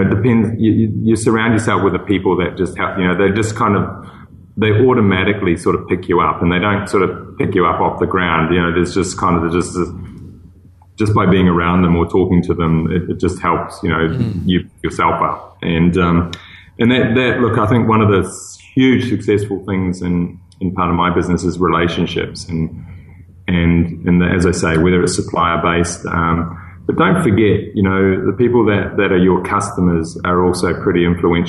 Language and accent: English; New Zealand; moved away; also born or lived in Singapore; I'm a New Zealander